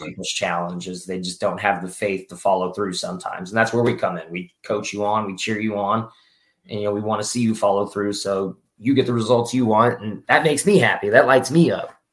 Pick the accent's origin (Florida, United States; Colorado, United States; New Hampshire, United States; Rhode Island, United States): Florida, United States; I'm from Florida originally